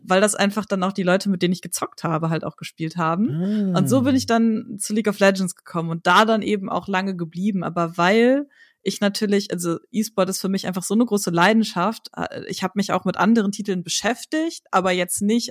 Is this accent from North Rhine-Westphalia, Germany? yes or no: yes; Hagen, North Rhine-Westphalia, Germany; moved away as an adult; also born or lived in Hamburg; now in Berlin, Germany; Ich komme tatsächlich aus Hagen